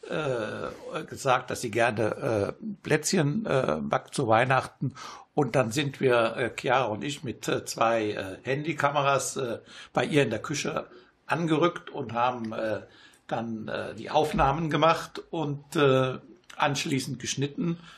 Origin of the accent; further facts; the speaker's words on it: Italy; now in Germany; Ja, bis jetzt ganz gut, nur komme ich selten nach Italien jetzt